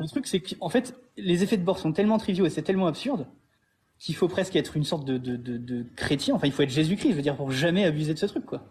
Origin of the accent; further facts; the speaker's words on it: France; moved away as an adult; also born or lived in Montpellier; now in Thailand; en tant que Français